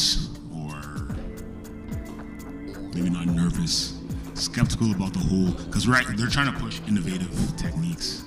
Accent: Canada; being Canadian

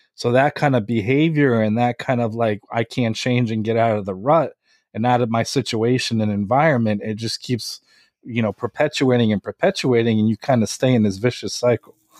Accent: Lviv, Lviv Oblast, Ukraine; now in United States; I'm from Lviv, Ukraine. I was born there, and then I immigrated here.

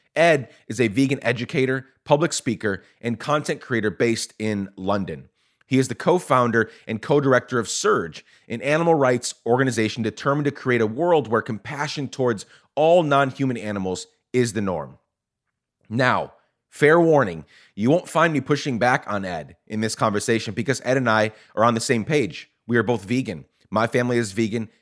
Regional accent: Guatemala; now in United States; I grew up in Guatemala, was born here, grew up in Guatemala

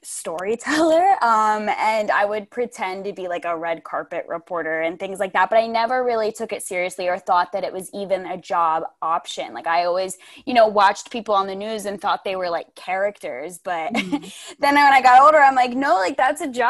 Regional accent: United States; moved away as an adult; also born or lived in East Coast; now in Bakersfield, United States; I grew up in Amish country.

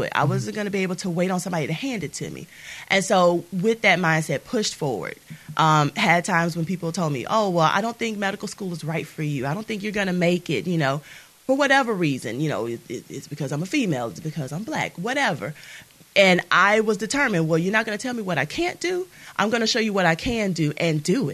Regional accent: Mobile, Alabama, United States; also born or lived in Orlando; I am originally from Mobile, Alabama. I was raised in the Maysville community here

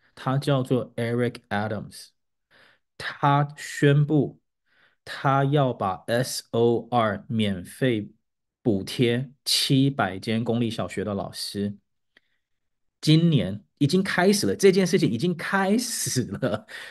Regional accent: Taiwan; 我们台湾人的母语

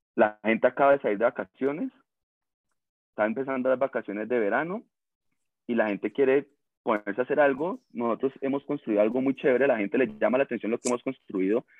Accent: Cali, Valle del Cauca, Colombia; accent: caleño; con el mismo acento te das cuenta que somos orgullosamente caleños, pues mejor dicho, recaleño

